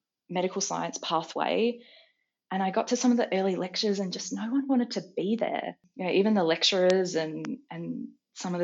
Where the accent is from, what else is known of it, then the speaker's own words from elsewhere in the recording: Adelaide, South Australia, Australia; I grew up in Adelaide, and I just, like everyone at 16, wanted to get out of Adelaide